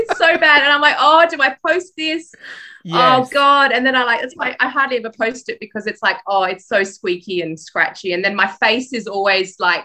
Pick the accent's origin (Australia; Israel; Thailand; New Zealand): Australia; Perth, Western Australia; born or raised there; accent: Australian; also born or lived in Poland